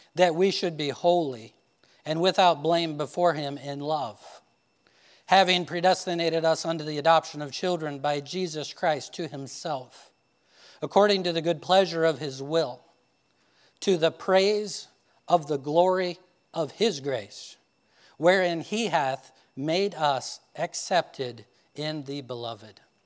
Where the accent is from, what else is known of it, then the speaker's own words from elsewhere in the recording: Indiana, United States; I'm this guy from Indiana